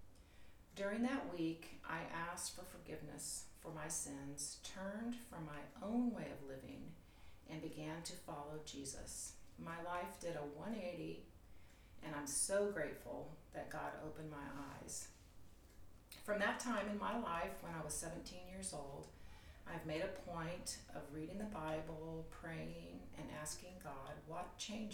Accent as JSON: {"language": "English", "region": "the South", "country": "United States", "tie": "born or raised there", "moved": "yes", "lives_now": "Huntington Beach, United States", "said": "I was raised in the South"}